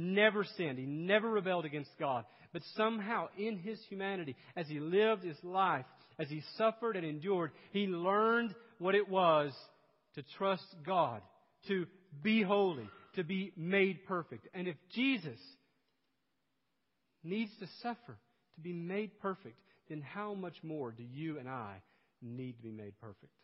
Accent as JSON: {"language": "English", "region": "East Tennessee", "country": "United States", "tie": "born or raised there", "moved": "yes", "said": "I grew up in East Tennessee"}